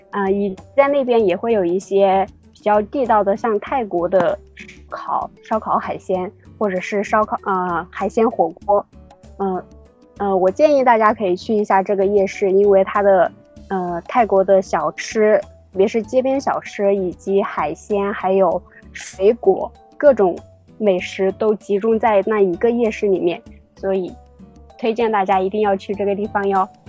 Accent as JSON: {"language": "Chinese", "region": "Hunan", "country": "China", "moved": "as an adult", "lives_now": "Bangkok, Thailand", "said": "我是来自湖南的"}